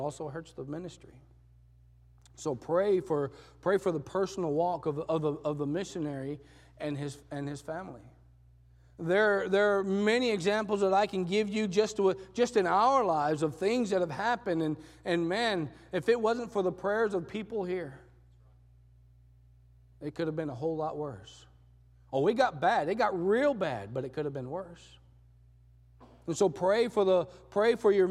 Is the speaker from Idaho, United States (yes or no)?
no; Texas, United States; moved away as an adult; also born or lived in Panama; I'm from Texas.